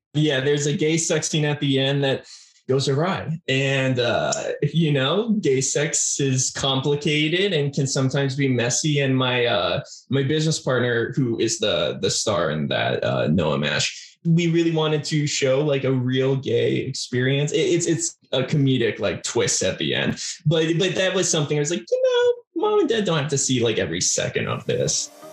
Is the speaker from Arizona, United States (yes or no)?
yes; Arizona, United States; also born or lived in California; primarily grew up in Arizona